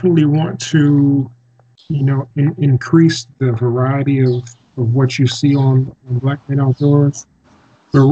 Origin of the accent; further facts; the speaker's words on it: Decatur, Georgia, United States; I'm from Decatur, Georgia, which is right outside of Atlanta